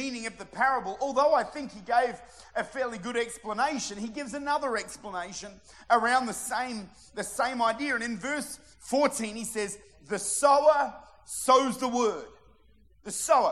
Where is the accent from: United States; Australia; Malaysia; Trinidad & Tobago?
Australia; Modbury, South Australia; I'm from Modbury